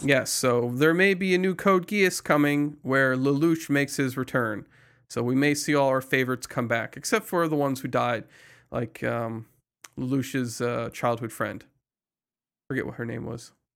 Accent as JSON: {"language": "English", "country": "United States", "said": "I'm American"}